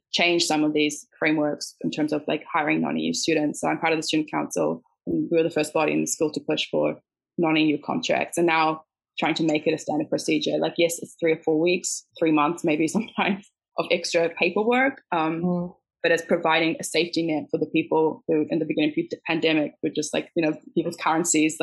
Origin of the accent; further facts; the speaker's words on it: New Zealand; also born or lived in South Africa; now in Netherlands; I'm from South Africa and I grew up in New Zealand.